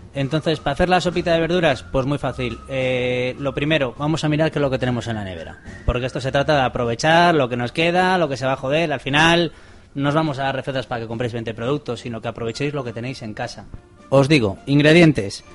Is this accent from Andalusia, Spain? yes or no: no; Santander, Cantabria, Spain; now in Gipuzkoa, Spain; vengo de Santander, lo primero, no soy vasco